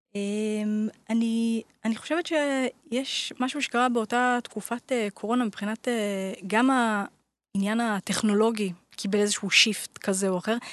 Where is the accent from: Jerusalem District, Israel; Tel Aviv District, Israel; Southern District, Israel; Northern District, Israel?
Jerusalem District, Israel; Jerusalem; גדלתי בירושלים